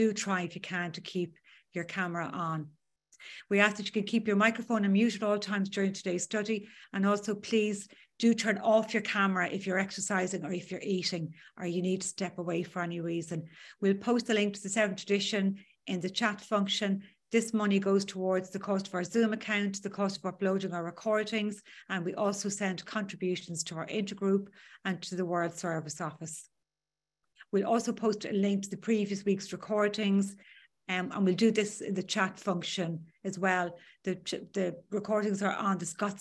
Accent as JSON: {"language": "English", "area": "County Dublin", "region": "Leinster", "country": "Ireland", "said": "I'm from County Dublin in Ireland"}